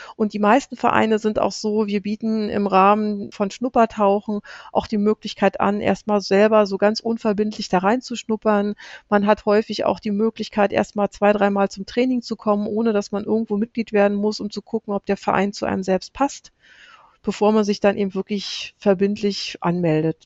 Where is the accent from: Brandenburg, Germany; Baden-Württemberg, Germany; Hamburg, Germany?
Brandenburg, Germany; ich komme aus Brandenburg